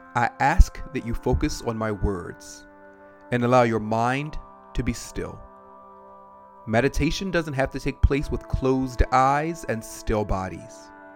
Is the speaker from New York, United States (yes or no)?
no; Maryland, United States; now in Atlanta, United States; I live in Atlanta now, but I am originally from Maryland.